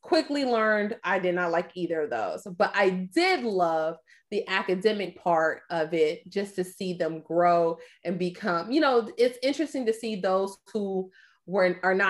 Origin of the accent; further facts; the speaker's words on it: Atlanta, Georgia, United States; I'm from Atlanta, Georgia. I moved back to Atlanta